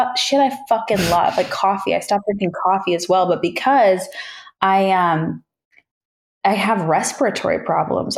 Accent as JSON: {"language": "English", "town": "Toronto", "region": "Ontario", "country": "Canada", "tie": "born or raised there", "also_born_or_lived": "Australia / New York", "moved": "as an adult", "said": "my hometown of Toronto, Ontario"}